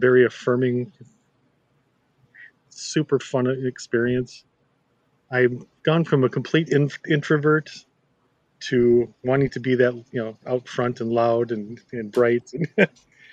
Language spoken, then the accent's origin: English; Chaska, Minnesota, United States; downtown where I grew up in Chaska.